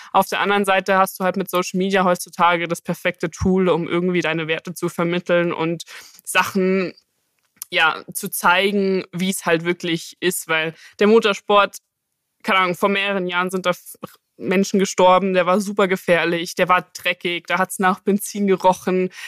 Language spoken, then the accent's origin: German; Munich, Bavaria, Germany; ich komme ja aus München